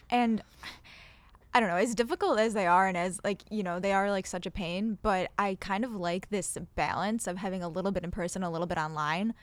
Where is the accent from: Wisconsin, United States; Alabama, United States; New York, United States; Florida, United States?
New York, United States; Buffalo; I'm from Buffalo, I don't plan on leaving Buffalo